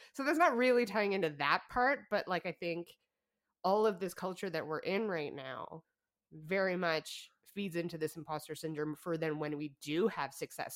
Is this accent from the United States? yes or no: no; Alberta, Canada; we're from Alberta